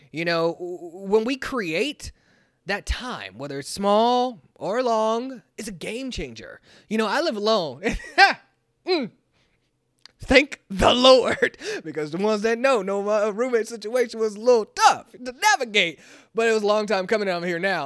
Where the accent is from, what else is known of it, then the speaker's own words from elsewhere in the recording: Kansas City, United States; I'm from Kansas City